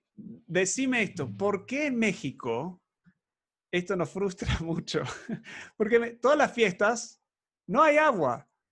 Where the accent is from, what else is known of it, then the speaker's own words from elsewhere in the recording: Argentina; Yo me crié en Argentina